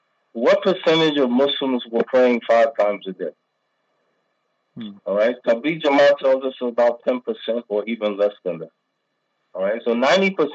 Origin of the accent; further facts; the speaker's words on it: United States; now in Pakistan; I'm American